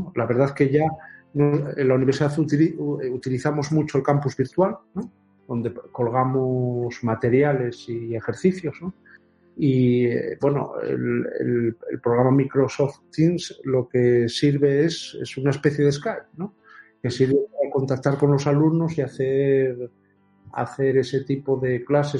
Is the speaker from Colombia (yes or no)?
no; Oviedo, Asturias, Spain; nací en Oviedo el 29 de mayo de 1961